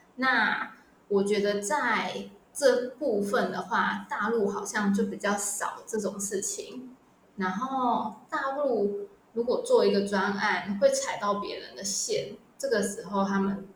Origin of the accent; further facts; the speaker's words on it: Taiwan; moved away as an adult; also born or lived in mainland China; 我们台湾人